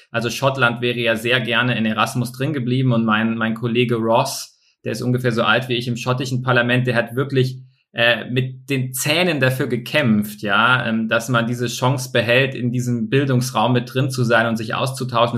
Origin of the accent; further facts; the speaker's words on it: Bavaria, Germany; bei uns in Bayern